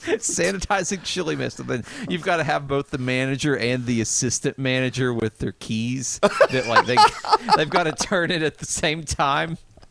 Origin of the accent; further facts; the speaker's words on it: the South, United States; accent: southern; my southern accent